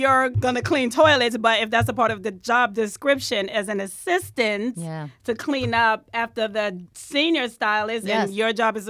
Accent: Bronx, New York, United States; I grew up in the Bronx.

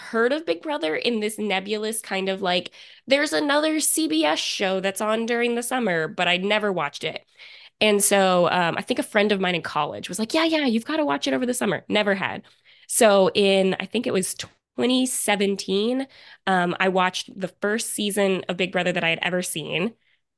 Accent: Virginia, United States; I'm 29. I'm from Central Virginia, and that's where I live now as well.

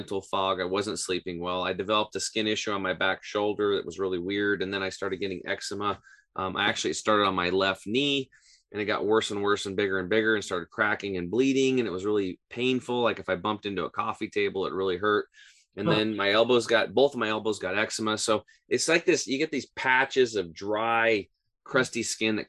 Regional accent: Eastern Oregon, United States; I grew up in Eastern Oregon on a small cattle and hay farm.

